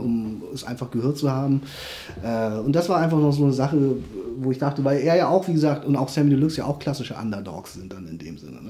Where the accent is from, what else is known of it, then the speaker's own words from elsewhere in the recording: South Korea; now in Germany; ich komme ja wie gesagt aus Korea